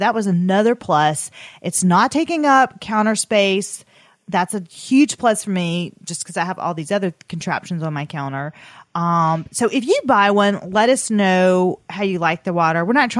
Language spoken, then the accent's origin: English; the South, United States; Atler, listen, we're from the South. It comes out.